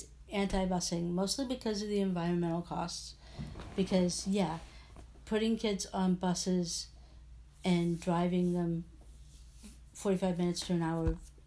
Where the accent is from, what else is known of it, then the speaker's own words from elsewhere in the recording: Louisville, Kentucky, United States; now in York, United States; Growing up in Louisville and then moving to Pennsylvania, where we live in York